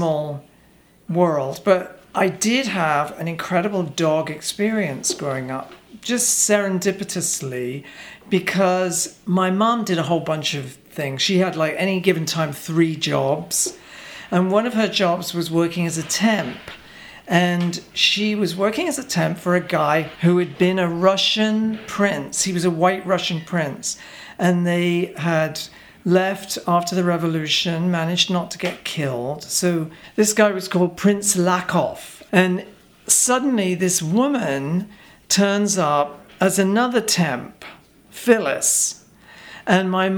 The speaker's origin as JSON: {"language": "English", "town": "Reading", "region": "South East England", "country": "United Kingdom", "tie": "born or raised there", "moved": "yes", "lives_now": "New York, United States", "said": "I grew up in a crummy town, which is now quite jushy, actually, called Reading."}